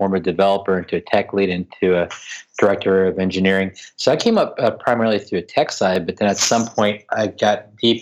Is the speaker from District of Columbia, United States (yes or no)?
yes; Washington, District of Columbia, United States; here in my hometown of DC. What I've really been pushing in my hometown of Washington, DC